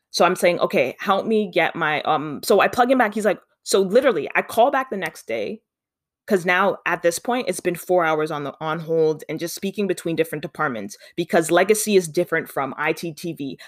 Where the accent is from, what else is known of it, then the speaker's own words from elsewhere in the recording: Canada; also born or lived in Ontario; I mean, I'm from Canada. I live in Ontario